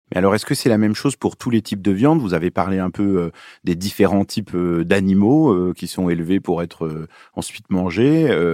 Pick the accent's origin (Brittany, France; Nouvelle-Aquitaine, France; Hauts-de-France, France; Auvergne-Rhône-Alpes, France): Auvergne-Rhône-Alpes, France; Lyon; also born or lived in Beirut, Lebanon; Je suis né à Beyrouth, au Liban, et j'ai grandi à Lyon, dans le Rhône